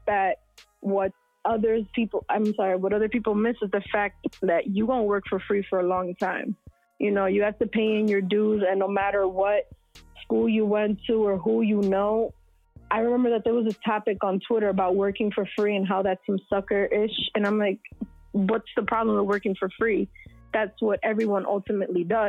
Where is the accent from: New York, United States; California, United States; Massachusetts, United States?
New York, United States; New York City; born and raised in New York City